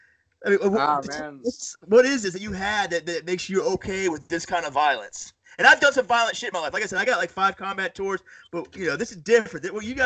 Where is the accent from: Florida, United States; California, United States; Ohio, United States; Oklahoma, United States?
Florida, United States; Panama City; Upstate New York, close to Canada. Well, I'm from Panama City, Florida, so.